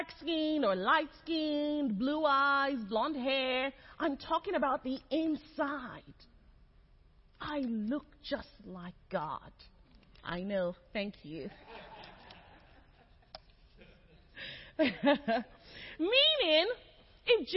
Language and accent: English; Nigeria; moved away as an adult; also born or lived in Lagos; now in Texas, United States; I'm Nigerian